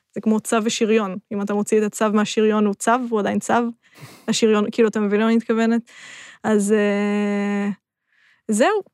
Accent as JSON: {"language": "Hebrew", "town": "Rishon LeZion", "region": "Central District", "country": "Israel", "tie": "born or raised there", "moved": "as an adult", "lives_now": "Tel Aviv, Israel", "said": "עברתי מראשון"}